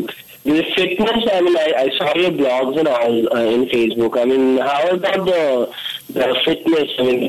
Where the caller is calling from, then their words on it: Mumbai, Maharashtra, India; I'm calling from Mumbai.